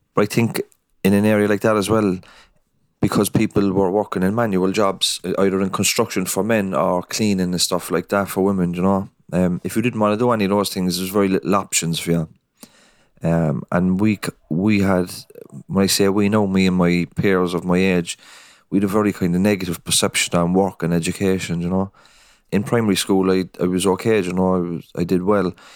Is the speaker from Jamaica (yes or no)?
no; Cork, Munster, Ireland; also born or lived in Dublin; I am from Cork City. I'm from the north side of Cork City, a place called Knocknaheaney in Holyhill.